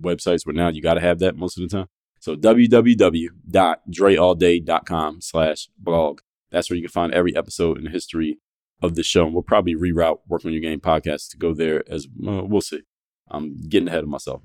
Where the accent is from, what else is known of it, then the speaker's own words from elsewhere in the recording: Philadelphia, Pennsylvania, United States; I'm from Philadelphia